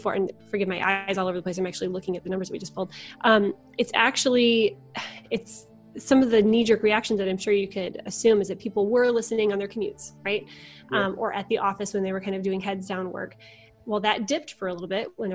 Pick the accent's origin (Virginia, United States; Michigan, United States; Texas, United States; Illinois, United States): Michigan, United States; also born or lived in Chicago; now in Indianapolis, United States; I'm from Michigan originally